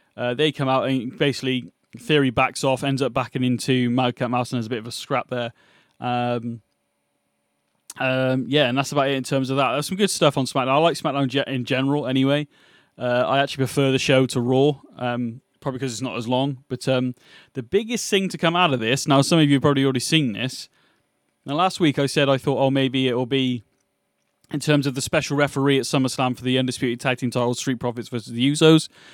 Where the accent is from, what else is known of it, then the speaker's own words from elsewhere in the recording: United Kingdom; You can tell I'm British